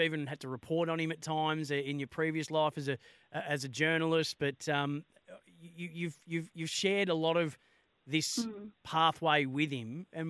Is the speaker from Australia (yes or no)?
yes; Bendigo, Victoria, Australia; moved away; when I was doing radio back there in my hometown